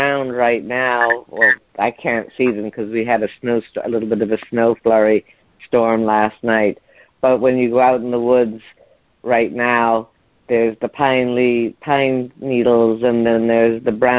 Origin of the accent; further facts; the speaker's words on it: Ireland; moved away; growing up in Ireland